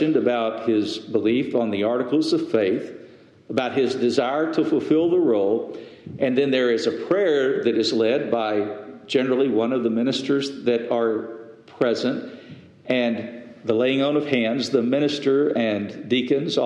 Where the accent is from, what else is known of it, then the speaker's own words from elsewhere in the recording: Lubbock, Texas, United States; the home church that I was in, that I grew up in Lubbock